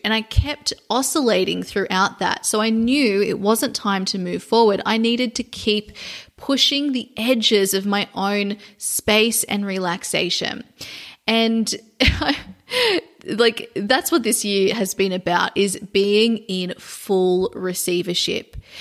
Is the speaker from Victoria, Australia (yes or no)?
no; Sydney, New South Wales, Australia; moved away; Sydney, Australia, which is my hometown